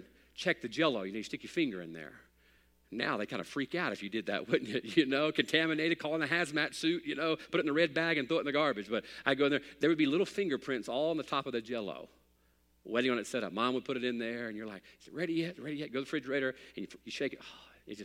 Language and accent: English; United States; I'm an American